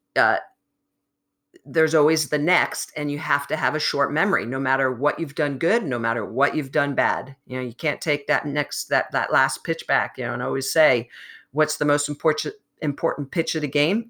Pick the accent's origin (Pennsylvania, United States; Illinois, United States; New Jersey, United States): New Jersey, United States; I grew up in New Jersey